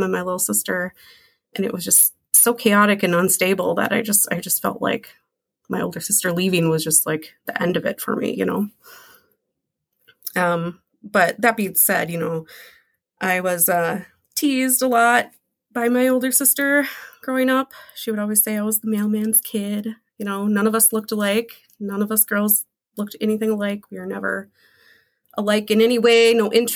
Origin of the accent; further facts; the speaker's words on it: Minneapolis, Minnesota, United States; I was born here in Minneapolis in 1985